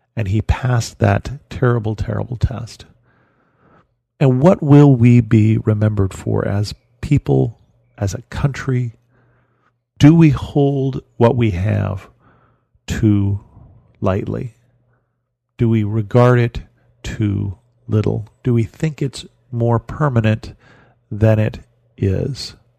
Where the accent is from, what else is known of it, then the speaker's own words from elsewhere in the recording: United States; as an American